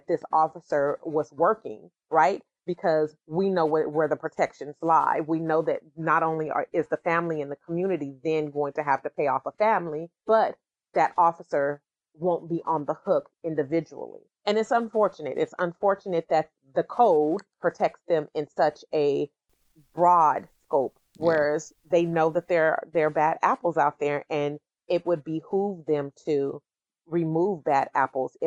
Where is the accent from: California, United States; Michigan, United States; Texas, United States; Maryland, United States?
California, United States; Sacramento; I'm from the Meadowview neighborhood